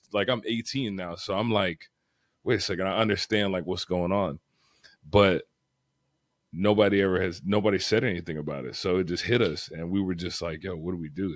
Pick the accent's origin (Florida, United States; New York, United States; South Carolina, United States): Florida, United States; Fort Lauderdale; I grew up in Broward, like, Fort Lauderdale area